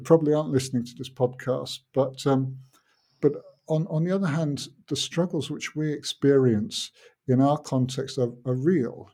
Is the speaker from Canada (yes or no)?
no; United Kingdom; now in Finland; I grew up in Britain, but my father wasn't British.